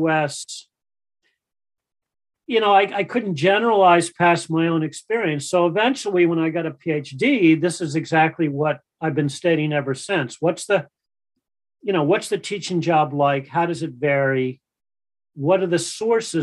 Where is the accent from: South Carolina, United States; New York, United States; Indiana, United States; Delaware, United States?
Delaware, United States; Wilmington; also born or lived in Western Canada; I grew up in north of Wilmington in Delaware